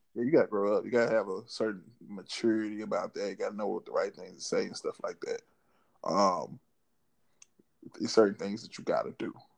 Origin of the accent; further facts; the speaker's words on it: Memphis, Tennessee, United States; also born or lived in Mississippi (birthplace, hometown) / Dallas, Texas; Came back to Memphis after my sixth grade year and went to my seventh grade year